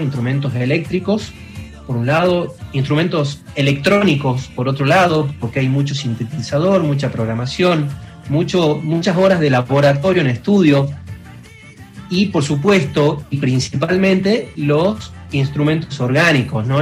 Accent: Salta, Argentina; somos cuatro pibes de Salta

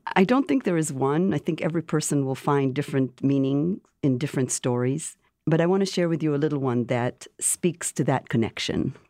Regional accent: Jerusalem, Jerusalem District, Israel; moved away as an adult; now in Washington, D.C. area, United States; growing up in Jerusalem, coming to this country

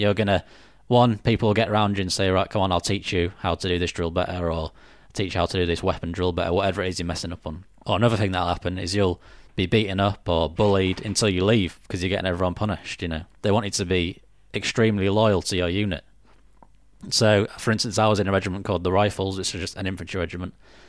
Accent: Northern Ireland, United Kingdom; And he's like, where are you from? And I said, Northern Ireland. And he said, you don't sound very fucking Irish.

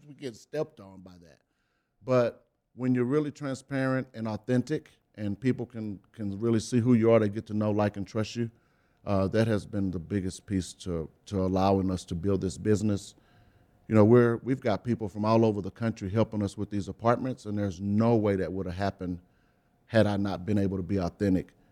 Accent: Beaumont, Texas, United States; In Beaumont, Texas

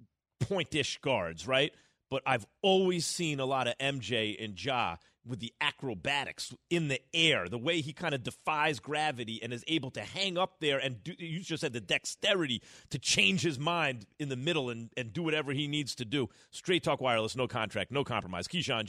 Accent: New York, United States; also born or lived in Las Vegas; I grew up in New York, right?

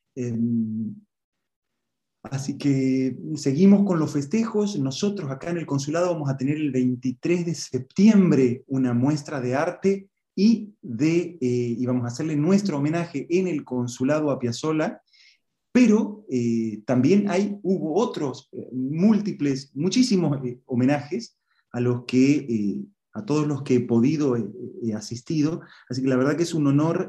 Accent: Santiago del Estero, Argentina; also born or lived in Buenos Aires; now in Bonn, Germany; yo soy, de Santiago del Estero

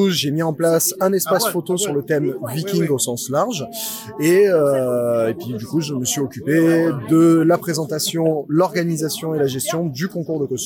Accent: Aubagne, Provence-Alpes-Côte d'Azur, France; Je suis d'Aubagne, donc je suis de la région

